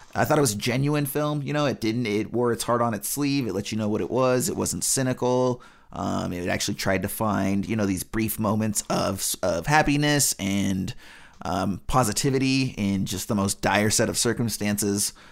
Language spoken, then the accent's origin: English; United States; as an American